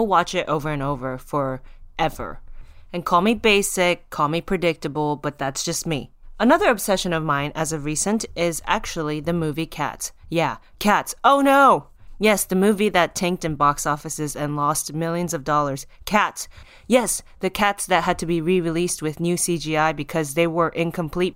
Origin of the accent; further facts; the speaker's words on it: Japan; I'm from Japan, I'm half Taiwanese